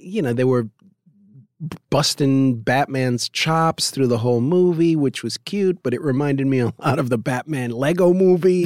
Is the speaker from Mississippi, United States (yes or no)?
no; New York, United States; I could speak Yiddish because I grew up in New York